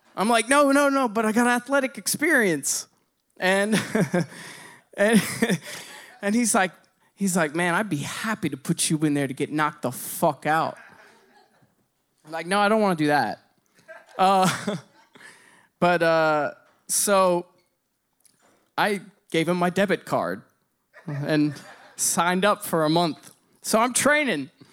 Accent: Bloomington, Indiana, United States; I grew up in Bloomington, Indiana

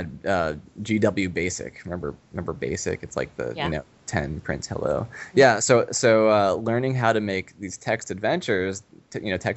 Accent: New York, United States; moved away as an adult; now in Pacific Northwest, United States; we grew up in New York

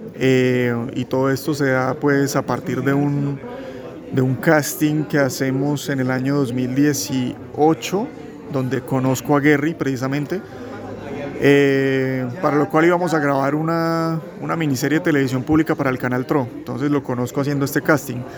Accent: Santander, Colombia; somos realizadores santandereanos

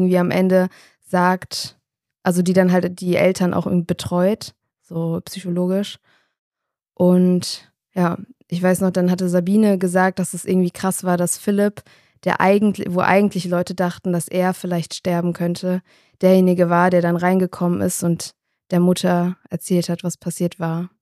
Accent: Darmstadt, Hesse, Germany; Also ich komme aus Darmstadt

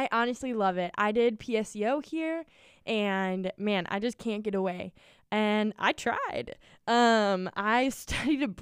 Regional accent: Maple Grove, Minnesota, United States; I am from Maple Grove, Minnesota. It's a bump. Um, grew up in the same house all of my life, and yeah, I love it.

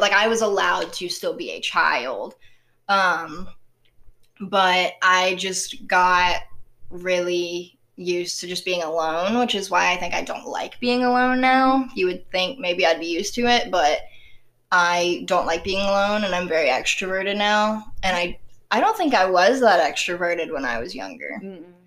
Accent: the South, Southern United States, United States; accent: southern; my southern accent

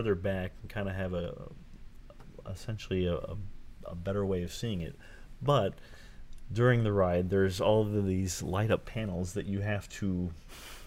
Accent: Southern California, United States; I grew up in Southern California, I mean, Disneyland is my home park

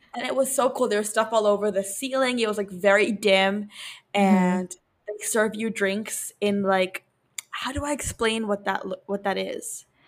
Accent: New York, United States; we're from New York

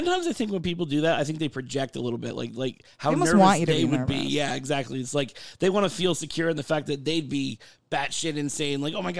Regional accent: Florida, United States; also born or lived in New York; I was born in New York and then I moved to Florida.

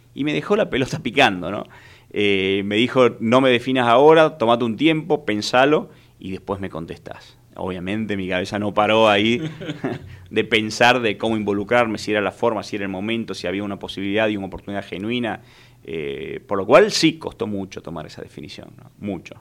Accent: Tucumán, Argentina; soy un, tucumano

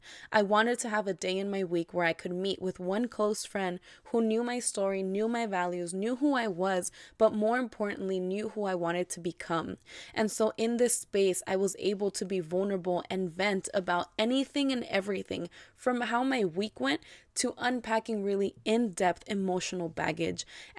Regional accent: San Diego, California, United States; I just turned 25 on March 7th. I am Mexican-American, born and raised in San Diego.

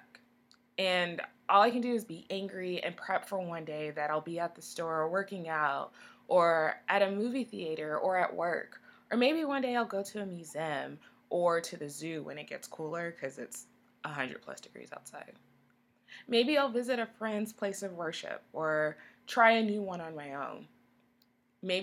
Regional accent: Texas, United States; I'm from Texas

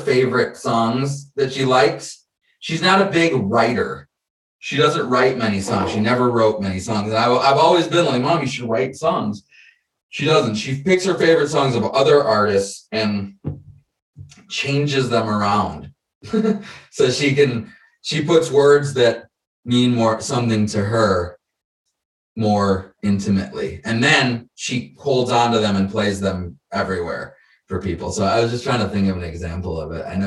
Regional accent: Detroit, Michigan, United States; also born or lived in Chicago, Illinois; now in San Diego, United States; I was born in Chicago, grew up in Detroit. We moved to Detroit when I was 10

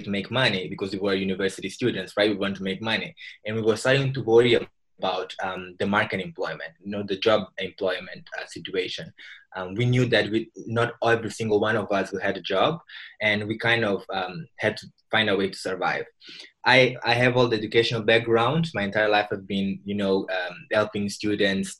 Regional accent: Mozambique; I'm from Mozambique, a country in Southeast Africa

